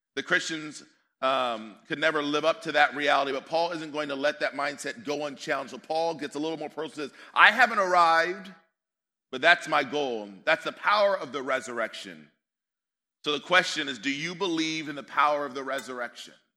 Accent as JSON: {"language": "English", "country": "United States", "also_born_or_lived": "Northern California", "said": "So I'm American"}